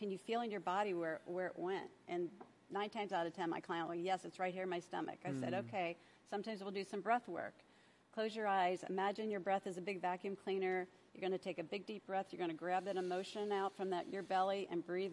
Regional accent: the South, United States; I'm from the South

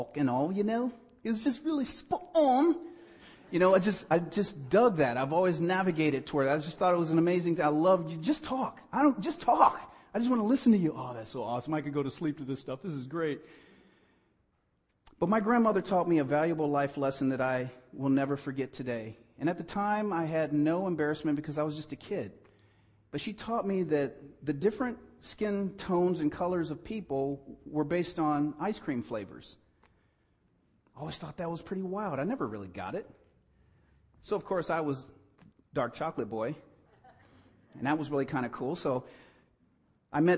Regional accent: East Cleveland, Ohio, United States; I grew up in East Cleveland, Ohio, born in 1966.

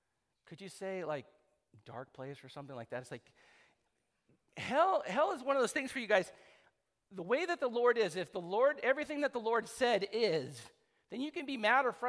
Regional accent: San Clemente, California, United States; I grew up in San Clemente

